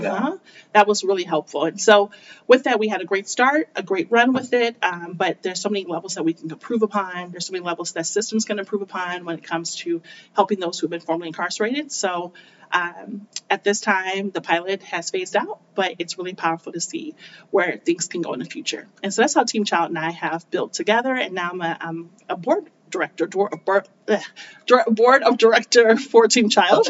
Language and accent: English; United States; accent: North American; also born or lived in South Korea; having that blue passport, having this North American accent.